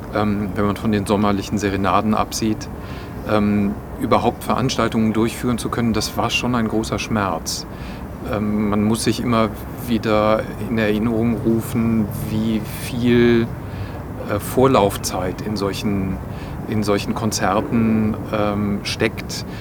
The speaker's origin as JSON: {"language": "German", "town": "Bonn", "region": "North Rhine-Westphalia", "country": "Germany", "tie": "born or raised there", "also_born_or_lived": "Hamburg", "moved": "yes", "lives_now": "Linz, Austria", "said": "aus meiner Heimatstadt, nämlich aus Bonn"}